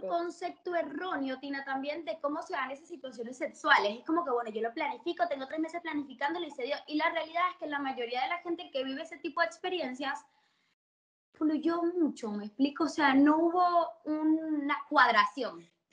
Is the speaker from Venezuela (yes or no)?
yes; Caracas, Capital District, Venezuela; also born or lived in Barquisimeto, Venezuela; now in Argentina; me crié, yo soy de Caracas, pero estuve 12 años en Barquisimeto.